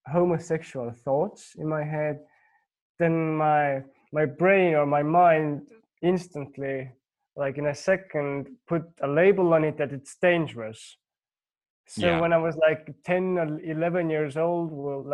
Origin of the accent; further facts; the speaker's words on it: Estonia; English is a second language; also born or lived in United Kingdom; I'm from Estonia.